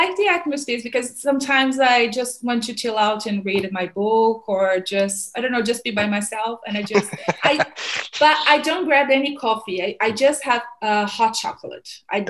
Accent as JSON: {"language": "English", "region": "Rio de Janeiro", "country": "Brazil", "also_born_or_lived": "Canada / United States", "moved": "as an adult", "lives_now": "Australia", "said": "I'm from Rio."}